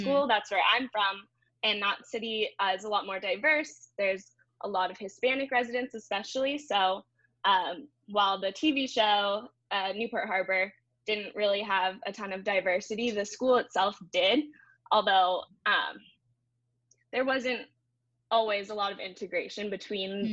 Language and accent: English; Orange County, California, United States; I'm born and raised in Orange County